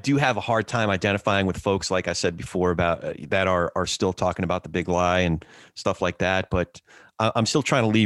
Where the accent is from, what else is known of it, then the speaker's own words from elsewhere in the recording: New Jersey, United States; I grew up in Jersey